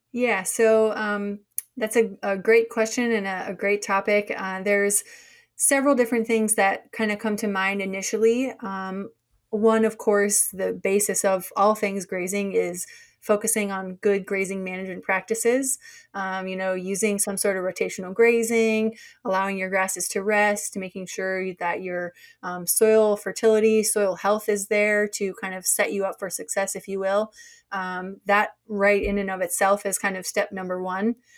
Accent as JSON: {"language": "English", "region": "Minnesota", "country": "United States", "also_born_or_lived": "North Dakota / Kentucky / Australia", "moved": "as an adult", "lives_now": "Maryland, United States", "said": "I'm actually from Minnesota originally"}